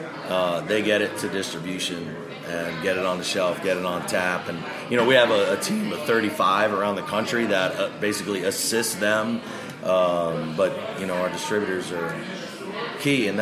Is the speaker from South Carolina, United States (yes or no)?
no; New York, United States; moved away; I was born in New York and I have friends here